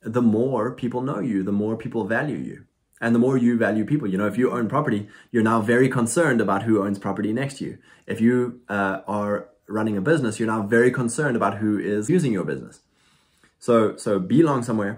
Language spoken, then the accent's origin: English; South Africa; also born or lived in Lexington, Kentucky, United States; now in United States; went back to South Africa to visit my family